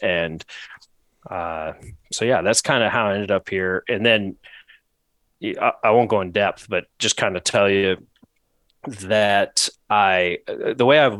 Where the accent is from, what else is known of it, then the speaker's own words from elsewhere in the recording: New England, United States; Yeah, so I grew up in New England, up in the Northeast.